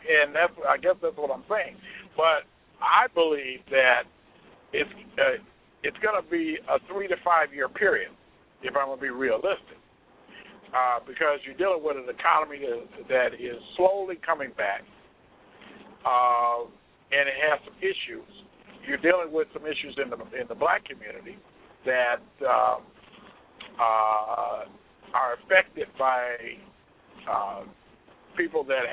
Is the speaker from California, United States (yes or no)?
no; Cleveland, Ohio, United States; moved away as an adult; now in Chicago, United States; I am from originally from Cleveland, Ohio